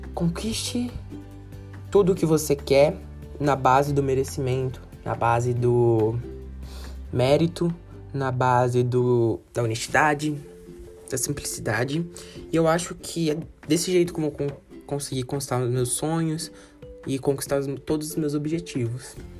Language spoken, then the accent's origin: Portuguese; Belo Horizonte, Minas Gerais, Brazil; eu nasci em Minas Gerais